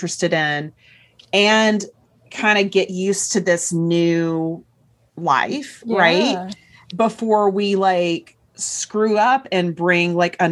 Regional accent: Chattanooga, Tennessee, United States; moved away as an adult; I grew up in Chattanooga, Tennessee, which is kind of a mid-sized city

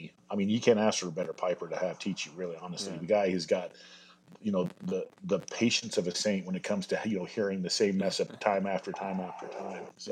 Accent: Morgan, Utah, United States; moved away as an adult; also born or lived in Ogden, Utah; I grew up all over northern Utah, around Ogden.

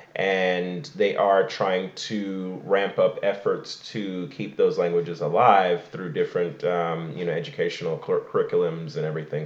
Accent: Igbo Nigerian, Igboland, Nigeria; I am Igbo Nigerian, Igbo Kwenu.

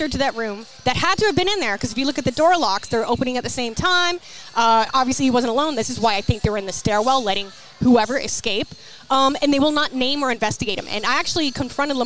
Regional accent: New England, Massachusetts, United States; I grew up in New England, and I went to Bristol County Agricultural High School.

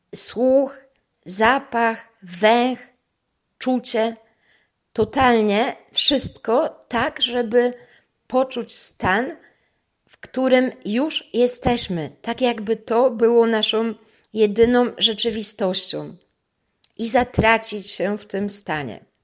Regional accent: Toruń, Kuyavian-Pomeranian Voivodeship, Poland; moved away as an adult; also born or lived in Vienna, Austria; postanowiłam przeprowadzić się z powrotem do Polski, do mojego rodzinnego miasta

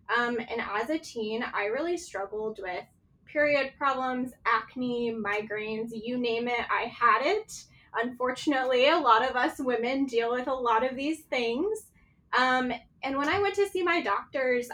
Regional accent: East Coast, United States; now in Scottsdale, United States; growing up on the East Coast

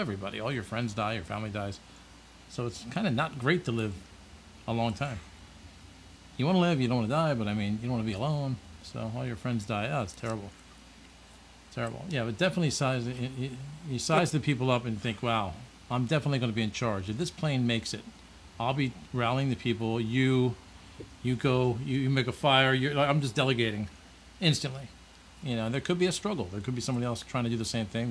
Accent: Ocean City, New Jersey, United States; my hometown, Ocean City

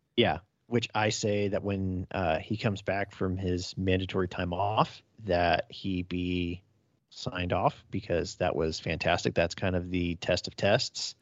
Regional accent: just outside of Fresno County, California, United States; I grew up just outside of Fresno County

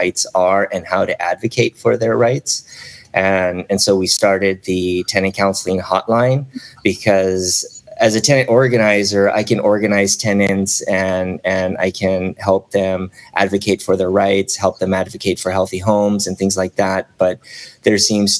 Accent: South Gate, California, United States; also born or lived in Chicago / Long Beach; I was pretty much born and raised here in Southern California. I was born in Chicago, but I was raised here since

